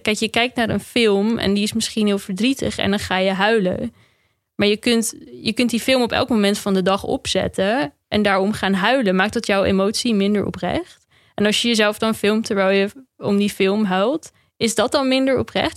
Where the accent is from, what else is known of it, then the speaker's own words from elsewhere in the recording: Netherlands; Wij als Nederlanders zijn vrij nuchter